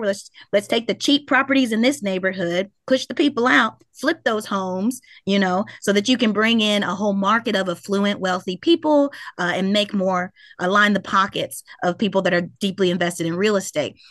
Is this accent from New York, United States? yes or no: no; Louisville, Kentucky, United States; I grew up in Smoke Town